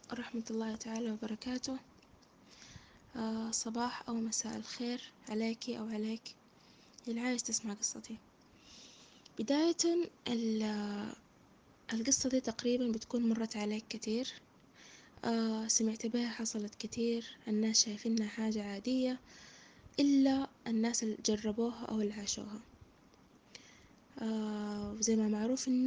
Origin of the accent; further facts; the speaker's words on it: Saudi Arabia; born there; آه شهادة عربية آه من مواليد السعودية